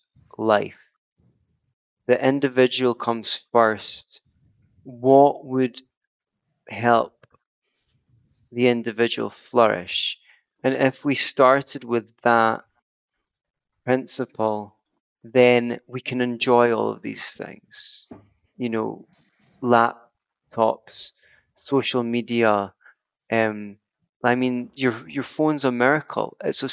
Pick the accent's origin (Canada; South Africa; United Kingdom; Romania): United Kingdom; Glasgow, Scotland; The West End of Glasgow, for example, where I grew up in the South Side